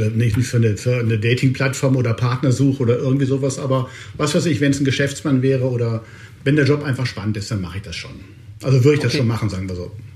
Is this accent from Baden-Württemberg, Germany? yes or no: no; Hanover, Lower Saxony, Germany; now in Cologne, Germany; ich bin Hannoveraner, ich bin dröger Norddeutscher quasi